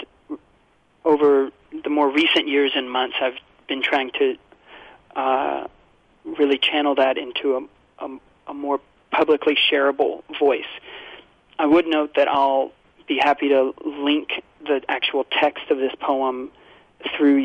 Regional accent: Kentucky, United States; my home state when I was growing up of Kentucky

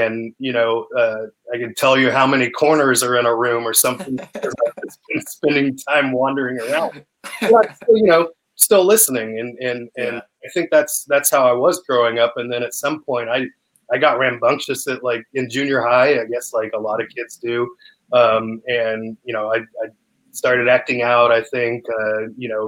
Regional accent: Sullivan, Indiana, United States; moved away as an adult; also born or lived in Brampton, Ontario, Canada; now in Austin, United States; I was raised in Sullivan from there on

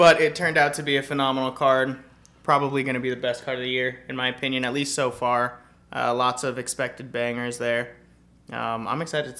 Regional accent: Phoenix, Arizona, United States; also born or lived in Missoula, Montana; now in Prescott, United States; Born and raised in Phoenix. 30 years.

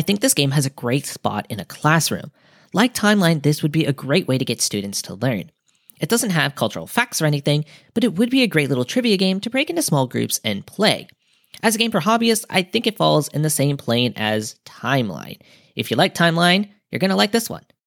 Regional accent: United States; being an American

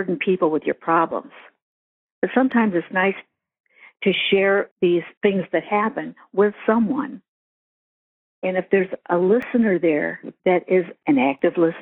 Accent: Eldred, United States; I was raised in Eldred, which had 1,199 people in it when I was 10 years old

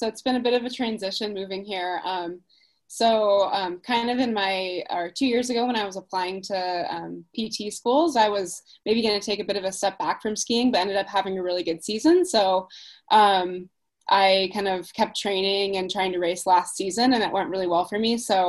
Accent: Alaska, United States; also born or lived in Perth, Australia / Texas / Dubai; I was born in Perth, Australia. And I actually grew up, I moved to Texas when I was really little. And then I was in Dubai for about 6 years. And then I moved to Alaska when I was about 12.

